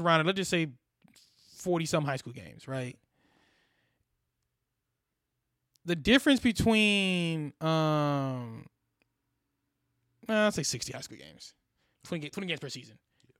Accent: Missouri, United States; You know, we're from Missouri, so you got to play guys from Texas

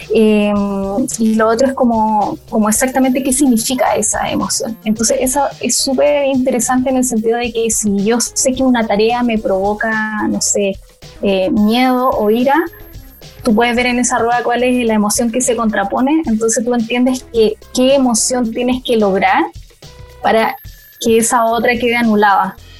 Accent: Puerto Natales, Magallanes and Chilean Antarctica, Chile; moved away as an adult; now in Santiago, Chile; soy de Puerto Natales, soy una sureña o patagona

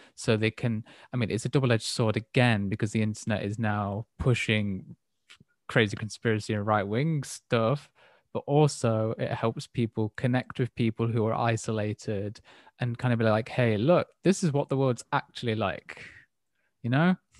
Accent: England, United Kingdom; as an English person

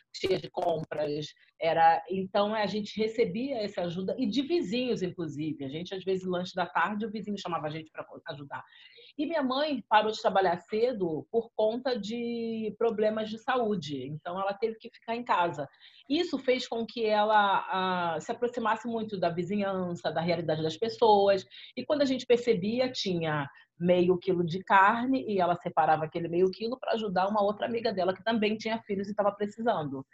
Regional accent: Rio de Janeiro, Brazil; also born or lived in Cinco Bocas favela (Brás de Pina, Rio de Janeiro); fui criada no Parque Esperança, parte da minha vida

